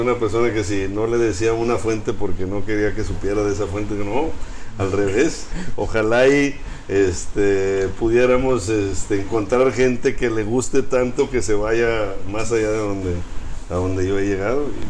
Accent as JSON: {"language": "Spanish", "town": "Monterrey", "region": "Nuevo León", "country": "Mexico", "tie": "born or raised there", "said": "Sí, yo nací aquí en Monterrey. Mis papás también nacieron aquí en Monterrey"}